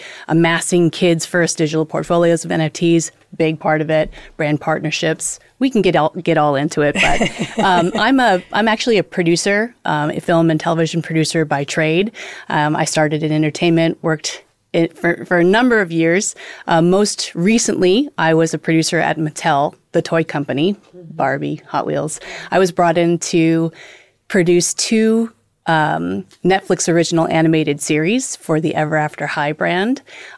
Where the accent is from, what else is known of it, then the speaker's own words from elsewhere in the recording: Los Angeles, California, United States; I'm here on From the Blockchain. I'm an LA native